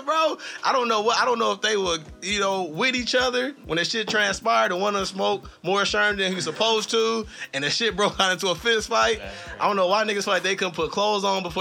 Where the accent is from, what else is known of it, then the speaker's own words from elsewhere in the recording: Los Angeles, California, United States; I'm from South Central